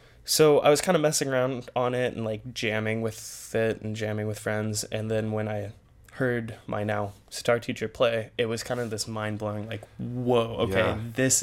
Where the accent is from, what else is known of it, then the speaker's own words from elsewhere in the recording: Visalia, California, United States; moved away as an adult; I'm from Visalia, which is kind of smack dab in the middle of Fresno and Bakersfield. So very kind of agricultural, small town kind of feel to it. It's a good place to grow up, but not a place you want to stay.